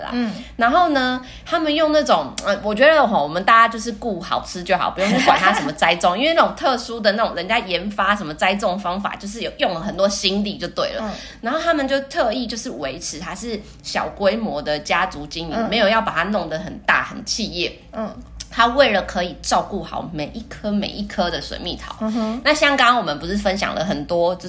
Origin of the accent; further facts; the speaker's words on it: Taiwan; 我们台湾人